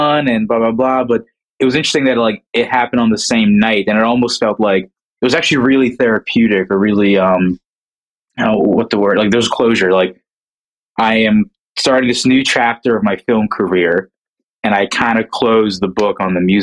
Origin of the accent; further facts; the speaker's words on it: New Jersey, United States; I'm from New Jersey. I work mostly in New York